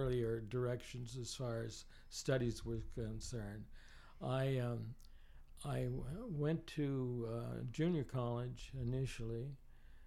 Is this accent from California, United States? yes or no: yes; inland Southern California, United States; also born or lived in Los Angeles, California; I grew up, though, in the hinterland, inland, where what was once known as the Virginia Dare Winery, the largest